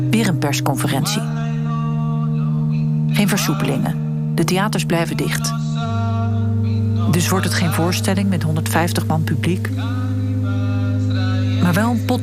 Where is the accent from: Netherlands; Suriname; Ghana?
Suriname; born there; Ik ben geboren in Suriname onder de naam ….